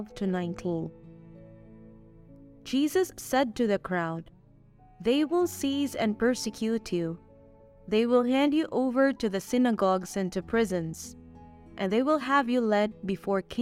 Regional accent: Philippines; now in Mexico; I am a Filipina missionary assigned here in Mexico.

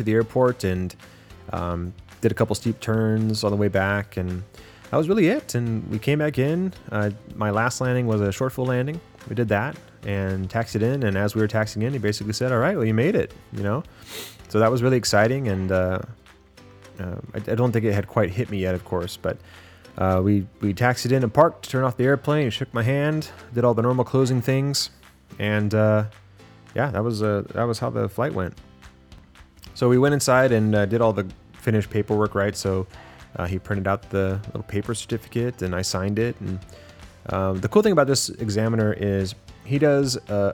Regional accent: San Diego, California, United States; moved away as an adult; now in Bakersfield, United States; I'm from San Diego

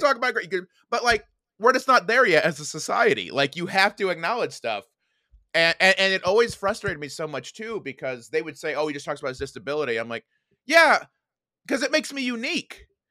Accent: Indiana, United States; moved away as an adult; I grew up, uh, in a little town called Dammate, Indiana.

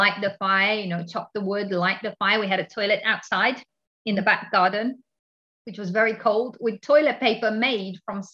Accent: Romania; now in England; I live in England, but I come all the way from Romania

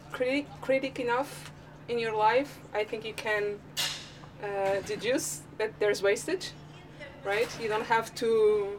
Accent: Cascais, Lisbon, Portugal; since I'm from around here, I'm from Cascais

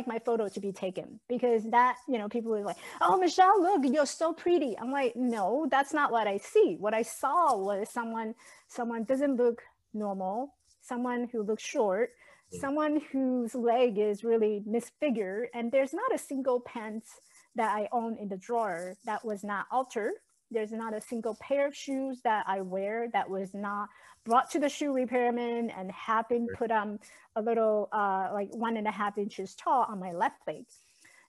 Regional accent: Taiwan; English is a second language; now in United States; I was born and raised in Taiwan.

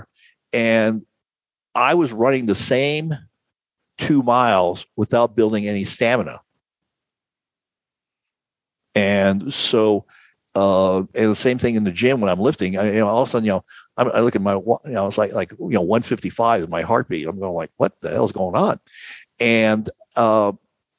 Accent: Phoenix, Arizona, United States; moved away as an adult; I grew up in Phoenix. I lived in Phoenix from 1960 till 2018

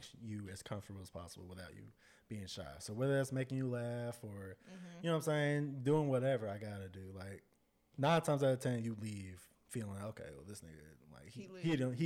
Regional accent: Dallas, Texas, United States; I'm from Dallas.

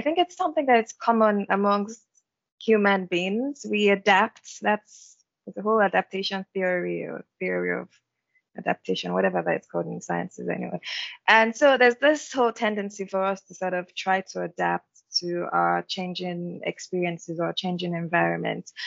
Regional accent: Yorubaland, Nigeria; I am Nigerian as well. And am Yoruba, I'm from a majority ethnic group.

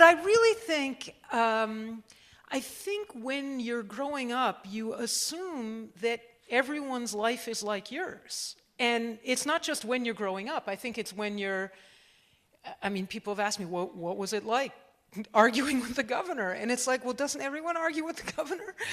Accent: Cambridge, Massachusetts, United States; also born or lived in Washington, D.C.; I was born there, but we were, I grew up in Cambridge, Massachusetts, in a, in a university town

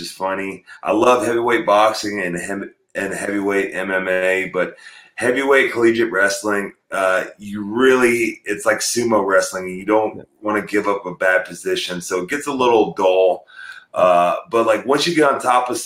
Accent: Perry, Oklahoma, United States; also born or lived in North Dakota; I was born in North Dakota, but when I was 4 years old, my family moved to Perry, Oklahoma

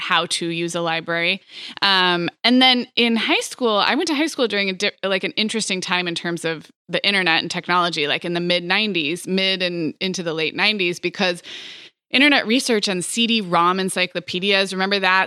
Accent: Montecito, California, United States; born or raised there; moved away; also born or lived in Santa Barbara

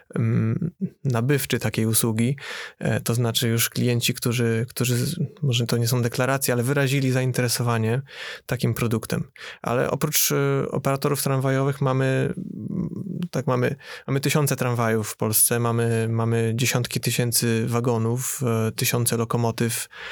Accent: Poznań, Greater Poland, Poland; u nas w Poznaniu

